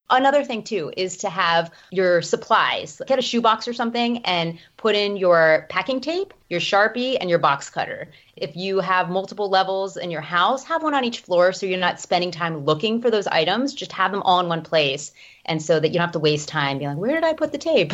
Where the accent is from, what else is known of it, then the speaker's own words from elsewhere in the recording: Miami, Florida, United States; moved away; also born or lived in Chicago / Knoxville; I'm from Miami, Florida originally